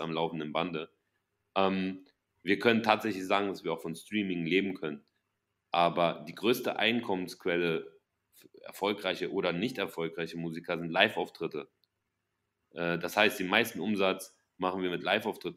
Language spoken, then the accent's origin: German; Germany; sehen wir uns als, als Deutsche